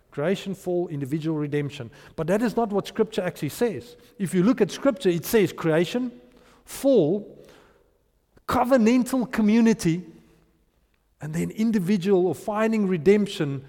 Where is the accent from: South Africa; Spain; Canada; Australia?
South Africa; Potchefstroom, North West; I grew up in Potchefstroom, and we've got a strong Tswana culture there